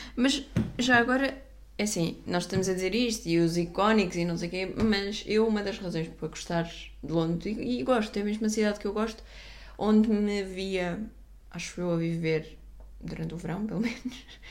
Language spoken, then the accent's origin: Portuguese; Portugal; eu sou portuguesa a falar eh, inglês americano